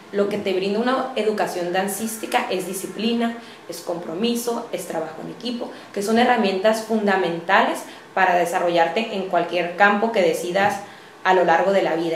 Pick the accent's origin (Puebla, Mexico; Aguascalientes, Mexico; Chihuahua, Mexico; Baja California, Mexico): Baja California, Mexico; Tijuana; Soy una mujer tijuanense, orgullosamente, como les comentaba. Mi familia es de las fundadoras de, Tijuana, por lo que me siento profundamente arraigada y orgullosa de ser de, aquí.